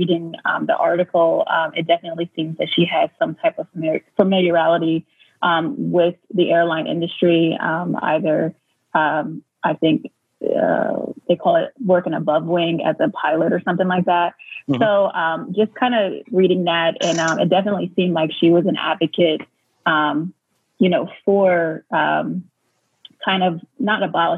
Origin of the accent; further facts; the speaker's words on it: Harrisburg, Pennsylvania, United States; I live in Harrisburg, PA, and I'm actually originally from the area